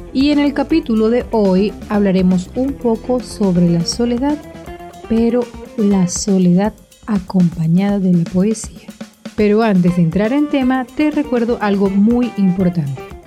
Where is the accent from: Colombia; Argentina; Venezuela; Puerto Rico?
Venezuela; aquí en mi país, en Venezuela